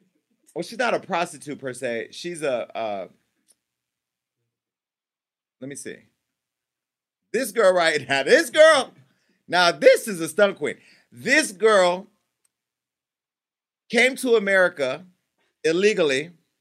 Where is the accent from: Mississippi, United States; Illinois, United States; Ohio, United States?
Mississippi, United States; You know how we grew up in Mississippi.